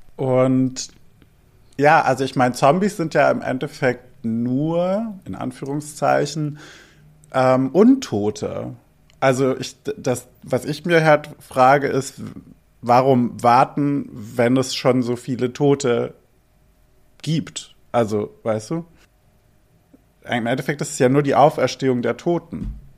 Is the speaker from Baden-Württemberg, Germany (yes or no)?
yes; Albstadt, Baden-Württemberg, Germany; moved away; Dort, wo ich aufgewachsen bin in Albstadt